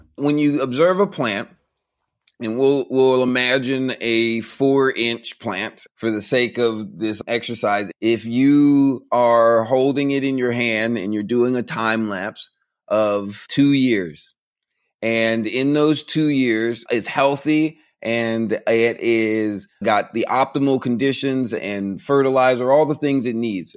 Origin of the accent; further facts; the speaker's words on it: Central Florida, United States; moved away as an adult; now in Texas, United States; I grew up in the country. I grew up out in Central Florida, out by the cornfields and the orange groves.